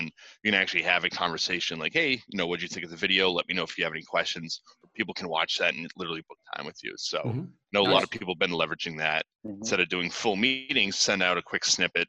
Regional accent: Boston, Massachusetts, United States; I'm from Boston

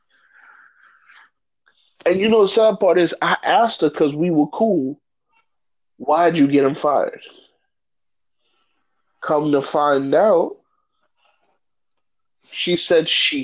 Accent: the South, United States; I'm from the South, so we love that Southern hospitality

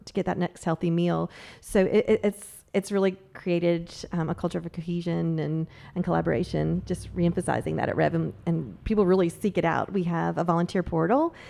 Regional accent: Myrtle Beach, South Carolina, United States; moved away as an adult; now in Charleston, United States; I grew up in the South End of Myrtle Beach

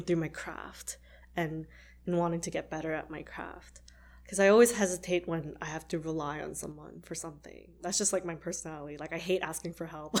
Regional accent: Canada; I'm actually Canadian

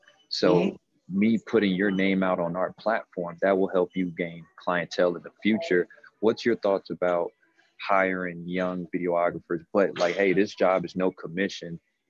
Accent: Gary, Indiana, United States; I come from Gary, Indiana.

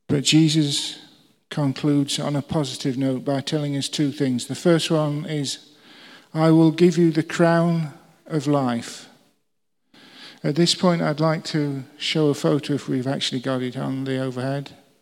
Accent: England, United Kingdom; We're English.

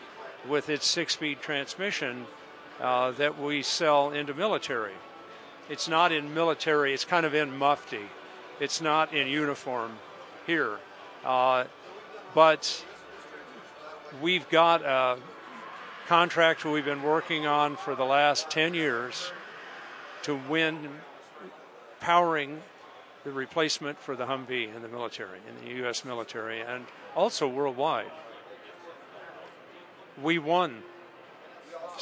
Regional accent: United States; I'm an American.

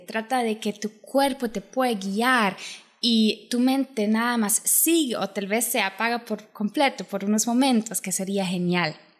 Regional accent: Germany; Spanish is a second language; also born or lived in Poland; now in Costa Rica; como yo soy de Alemania, bueno, me crecí en Alemania, mi familia es de Polonia

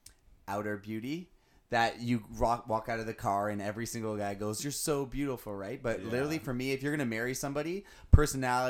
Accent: Windsor, Ontario, Canada; moved away; I'm originally from Windsor

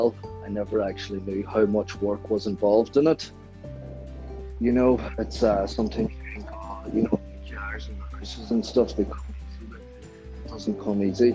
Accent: Burnfoot, County Donegal, Ireland; moved away as an adult; also born or lived in Buncrana / West London; now in London, United Kingdom; I'm from Burnfoot. I'm 26 years old. I went to school in Crana College, the tech. In Buncrana. I'm living in West London now at the minute, this last 6 years

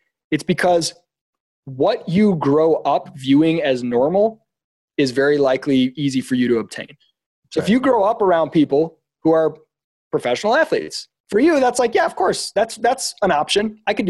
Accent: Midwest, United States; Like I was not around people growing up in the Midwest. I was around people with good character, but not huge ambition.

